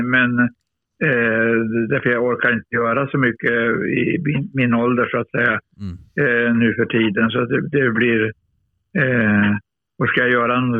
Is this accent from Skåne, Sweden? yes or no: no; Luleå, Norrbotten County, Sweden; jag är norrlänning, jag är seg.